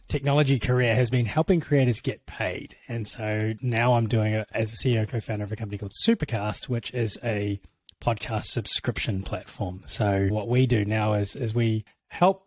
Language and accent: English; New Zealand; It is from New Zealand. And so I was born and bred there